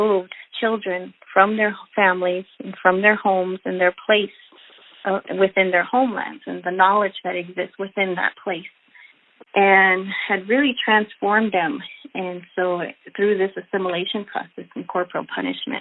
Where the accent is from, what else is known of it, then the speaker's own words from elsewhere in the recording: Ganado, Arizona, United States; I am Dene from Ganado, Arizona. I grew up there, I attended school there